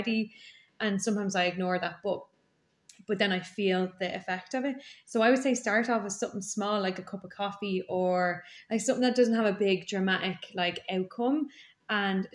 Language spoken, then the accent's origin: English; Ireland; I grew up in Donnymead